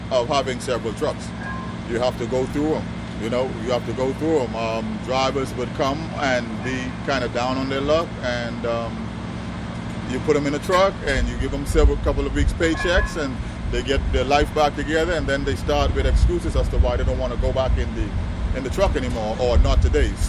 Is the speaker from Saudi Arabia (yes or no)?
no; Nassau, Bahamas; moved away; Oh, I'm from the Bahamas.